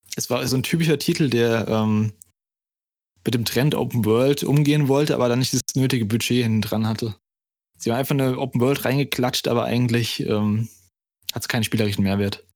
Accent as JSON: {"language": "German", "country": "Germany", "said": "wie ich als Deutscher sage"}